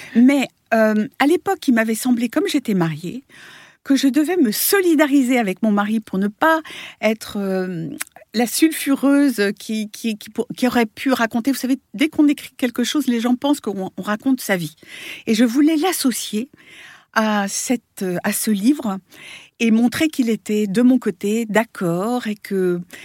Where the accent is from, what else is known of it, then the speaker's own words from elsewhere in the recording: France; moved away as an adult; now in New York, United States; je suis née à New York. J'ai été, j'ai été élevée pendant huit ans là-bas. Puis après, je suis revenue en France et où j'ai passé une grande partie de ma vie jusqu'à il y a 15 ans